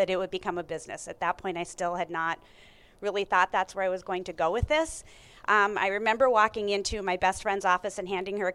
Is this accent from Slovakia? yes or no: no; North Dakota, United States; I am born and raised in North Dakota, went to the University of North Dakota